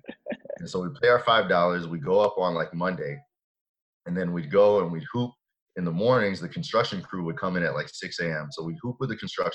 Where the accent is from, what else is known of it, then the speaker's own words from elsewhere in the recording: Atlanta, Georgia, United States; we grew up in the Atlanta area